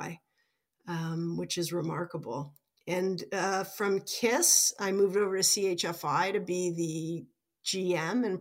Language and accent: English; Toronto, Ontario, Canada; I ended up working in Toronto, which is my hometown